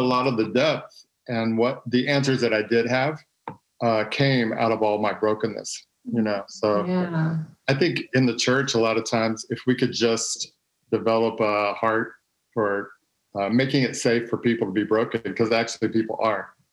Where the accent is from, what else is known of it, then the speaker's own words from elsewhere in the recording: Texas, United States; I'm from Texas. Uh, I grew up in a pastor's home